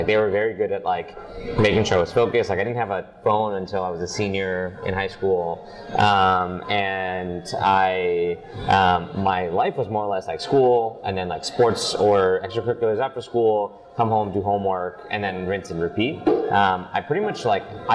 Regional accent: New Jersey, United States; moved away as an adult; also born or lived in India; now in New York, United States; I moved to New Jersey when I was 3 years old

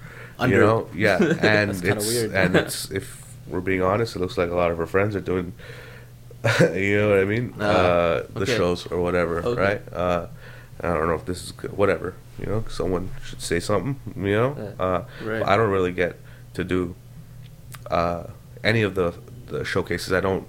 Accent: Canada; But the thing is, as a Canadian, it's so shit. Like stand-up comedy is not considered an art form in Canada.

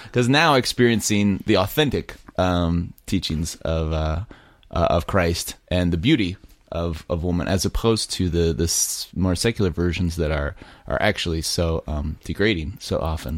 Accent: Colorado Springs, Colorado, United States; I was raised in Colorado Springs

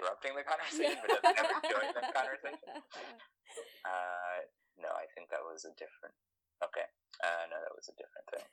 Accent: Worcester, Massachusetts, United States; now in New York City, United States; I grew up in Central Mass, Worcester, Massachusetts.

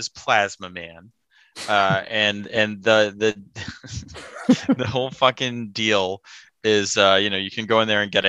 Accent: United States; being an American

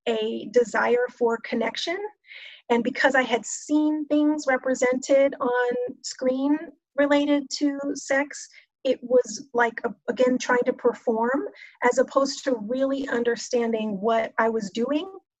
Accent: Texas, United States; I grew up in Texas

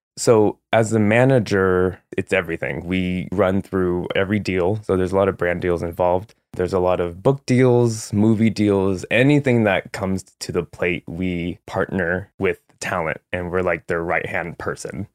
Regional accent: San Jose, California, United States; also born or lived in San Francisco / Los Angeles; I'm from San Jose, California

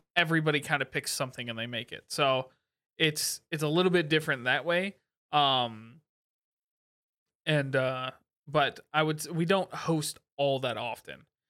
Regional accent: Midwest, United States; we grew up in the Midwest

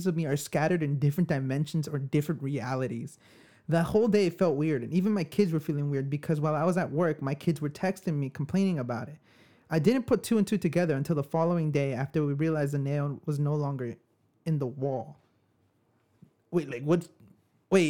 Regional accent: New York, United States; we're from New York

